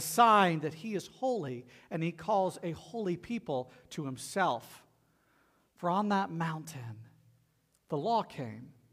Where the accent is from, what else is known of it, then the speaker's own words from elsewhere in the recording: the South, United States; accent: southern; my southern accent just bleeds through